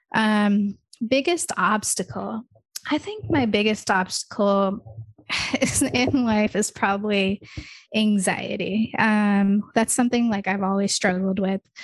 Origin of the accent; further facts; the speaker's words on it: Michigan, United States; first language English; also born or lived in India; I'm from Michigan because that's where I grew up. Like, I grew up there since I was, like, four or five years old.